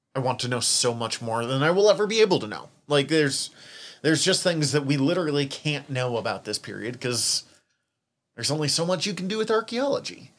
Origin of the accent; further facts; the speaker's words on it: Western Montana, United States; accent: Western Montana; my Western Montana accent